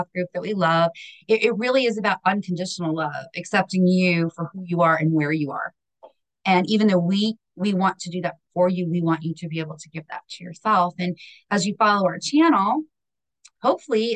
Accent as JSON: {"language": "English", "town": "Hazleton", "region": "Pennsylvania", "country": "United States", "moved": "yes", "lives_now": "Maryland, United States", "said": "I come from the global metropolis of Hazleton, Pennsylvania"}